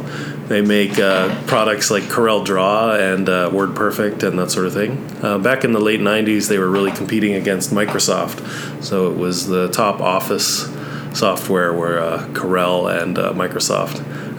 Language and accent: English; Barrie, Ontario, Canada; moved away; also born or lived in Victoria, British Columbia / Waterloo, Ontario; I grew up in Canada, near Toronto, a city called Barrie, Ontario.